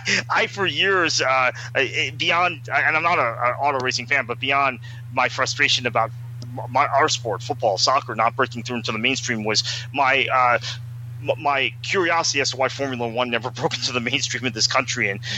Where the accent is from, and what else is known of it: United States